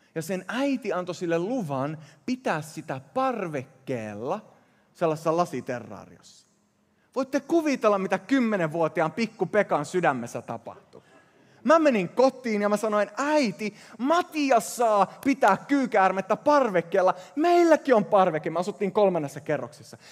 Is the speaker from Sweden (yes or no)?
yes; Sweden; first language Swedish; Finnish is a second language; moved away; mä kasvoin Ruotsissa ja moni näistä sanoista tulee sillä luonnollisella ensimmäisellä kielellä